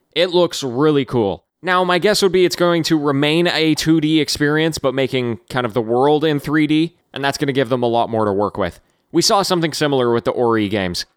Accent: Canada; as a Canadian, as as the neighbors to the north of the Americans

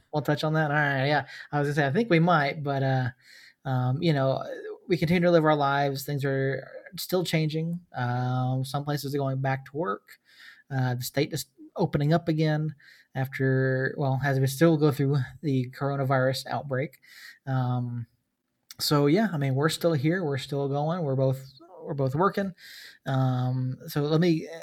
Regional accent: Georgia, United States; I grew up in Georgia

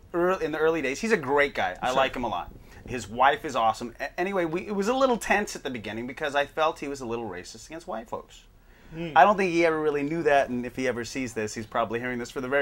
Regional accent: Hawaii, United States; moved away; Now, I'm from Hawaii.

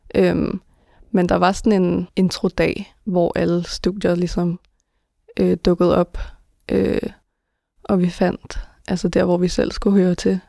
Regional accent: Denmark; jeg er født og opvokset i Danmark

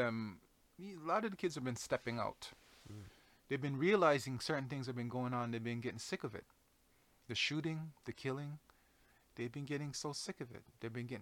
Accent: Jamaica; moved away; I come from Jamaica. I come from a background of very strong women, very strong men, very outspoken people

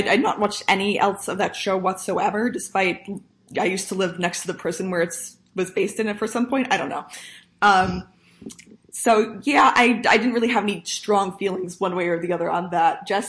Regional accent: New York, United States; I am not Jewish, but I grew up in New York

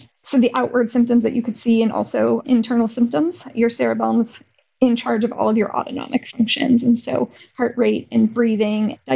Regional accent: Arizona, United States; growing up in Arizona

